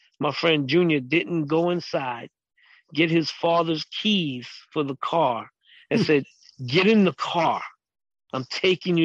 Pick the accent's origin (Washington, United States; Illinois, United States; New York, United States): New York, United States; New York City; growing up in East New York, Brooklyn.